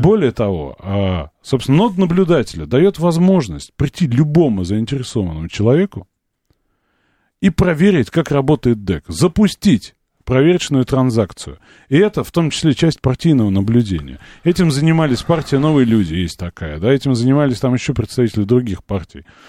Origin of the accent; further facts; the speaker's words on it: Moscow, Russia; Я вот как москвич